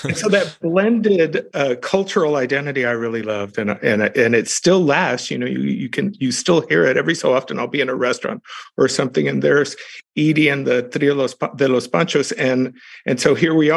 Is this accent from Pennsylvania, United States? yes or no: no; Texas, United States; my home state of Texas